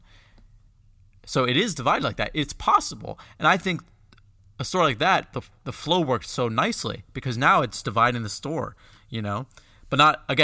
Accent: United States; I was from America and I was an Apple employee

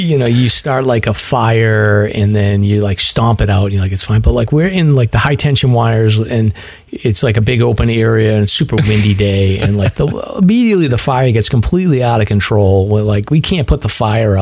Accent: North Reading, Massachusetts, United States; when I grew up in North Reading, which you would think is like in Mass

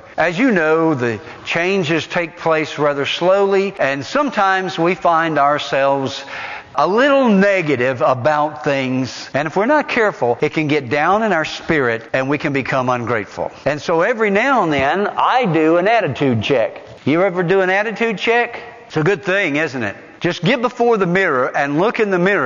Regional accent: Morgan and Roane County, Tennessee, United States; I grew up right here in Morgan and Roane County

